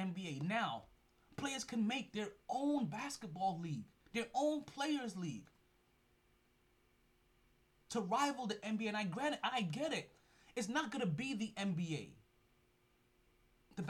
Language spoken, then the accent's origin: English; Jamaica; So I'm Jamaican. I'm Jamaican as shit.